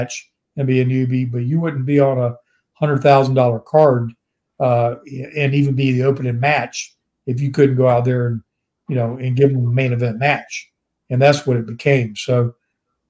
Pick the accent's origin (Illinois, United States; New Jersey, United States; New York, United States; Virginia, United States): Virginia, United States; growing up in Virginia and being just around the regionalized promotions I grew up around